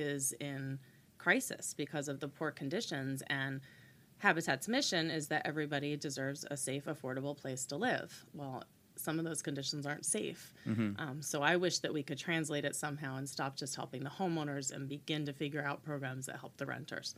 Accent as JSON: {"language": "English", "town": "Brick", "region": "New Jersey", "country": "United States", "tie": "born or raised there", "also_born_or_lived": "New Hampshire", "moved": "as an adult", "said": "I grew up in Bricktown"}